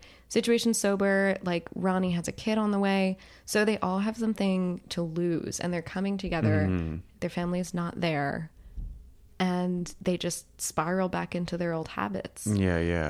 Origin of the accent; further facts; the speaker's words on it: New Jersey, United States; I'm from New Jersey